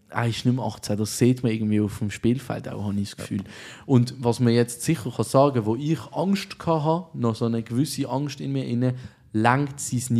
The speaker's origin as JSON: {"language": "German", "country": "Switzerland", "said": "Als Schweizer haben wir nichts Besseres"}